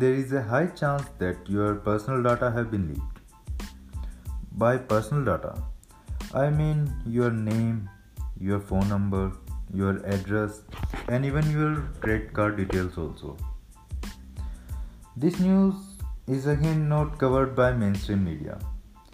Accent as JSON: {"language": "English", "town": "Rohtak", "region": "Haryana", "country": "India", "also_born_or_lived": "Punjab", "said": "from Rohtak, Haryana"}